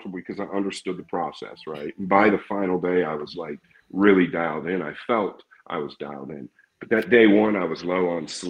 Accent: United States; I'm American

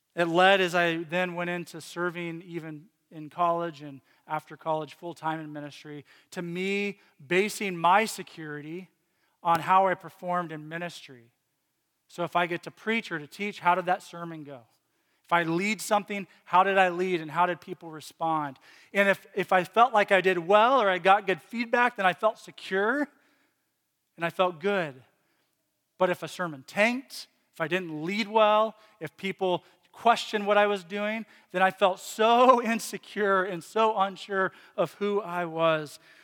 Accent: Lynchburg, Virginia, United States; moved away; I grew up in Virginia, and he lived in Lynchburg as well for, for a p, period of time. That's the town I grew up

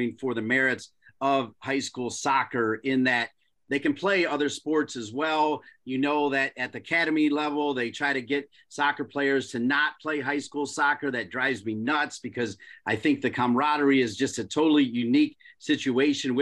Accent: Ohio, United States; now in North Carolina, United States; I grew up in Ohio, then have lived in North Carolina in a long time

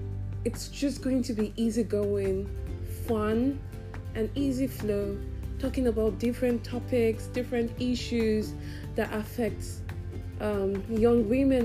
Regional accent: South East, Nigeria; accent: Nigerian; Maybe in subsequent episodes, my Nigerian accent will come out. Not just Nigerian, my Igbo

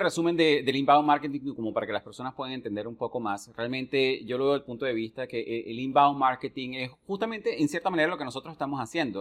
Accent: Venezuela; moved away; desde que yo salí de Venezuela hace muchísimos años atrás

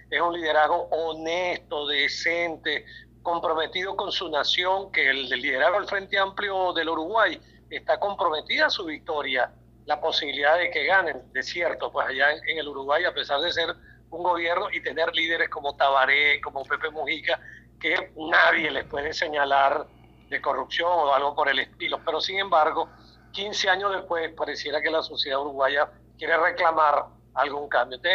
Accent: Venezuela; Como académico, como venezolano, lo digo

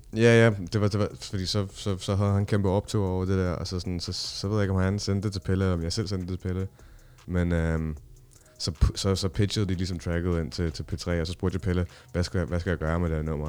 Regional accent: Copenhagen, Capital Region of Denmark, Denmark; jeg er opvokset i Nordvest

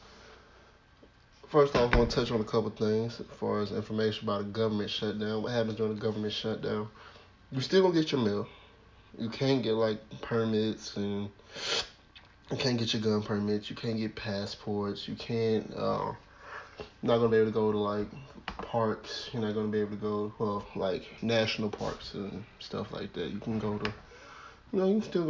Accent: the South, United States; I'm from the South.

